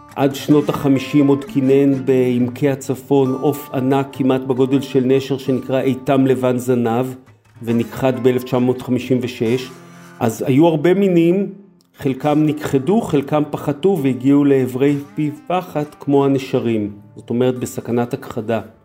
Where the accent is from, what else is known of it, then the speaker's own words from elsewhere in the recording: Israel; למרות שגדלתי בעיר, אבל היה לי את הגן הזואולוגי של אוניברסיטת תל אביב